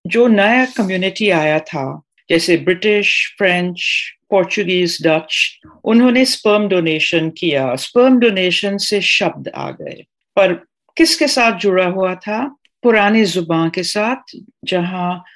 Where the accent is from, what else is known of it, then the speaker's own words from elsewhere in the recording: Trinidad & Tobago; first language Trinidadian Creole; Hindi is a second language; now in India; West Indies में ट्रिनेडाद और मैं पांचवी पीढ़ी हूँ इंडिया से